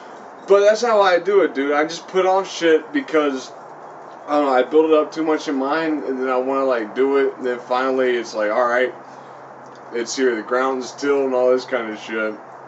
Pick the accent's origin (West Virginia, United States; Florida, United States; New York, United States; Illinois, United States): West Virginia, United States; No, because I'm from West Virginia and everything like that, so we got a little bit of a... Like they call that shit like the Appalachians and all